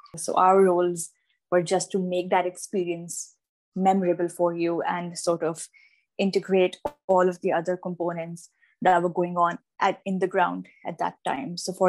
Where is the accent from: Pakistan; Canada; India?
Pakistan; moved away as an adult; now in Cardiff, United Kingdom; I'm from Pakistan. I'm a sports journalist back home, and currently I'm in the UK doing my master's in journalism, media and communications from Cardiff University.